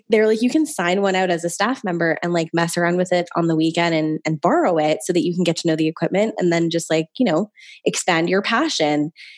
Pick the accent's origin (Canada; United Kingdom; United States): Canada; I grew up in West Hills for the latter half of my life